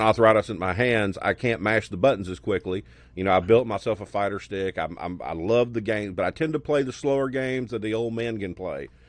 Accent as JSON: {"language": "English", "town": "Birmingham", "region": "Alabama", "country": "United States", "tie": "born or raised there", "said": "I grew up in Birmingham, okay. south of Birmingham, where there was no cable"}